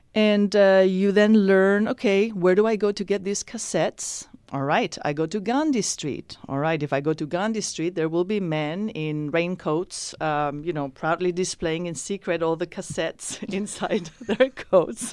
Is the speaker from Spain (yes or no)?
yes; Spain; born or raised there; also born or lived in Iran; now in San Francisco, United States